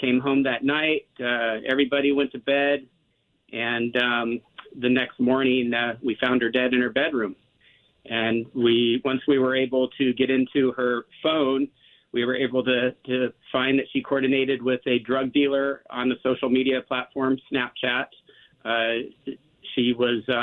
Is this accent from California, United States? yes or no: yes; Southern California, United States; we grew up in Southern California